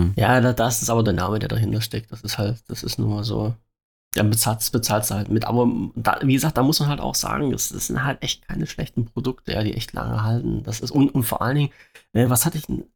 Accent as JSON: {"language": "German", "region": "Saxony-Anhalt", "country": "Germany", "tie": "born or raised there", "said": "weil es ja mein Heimatland ist"}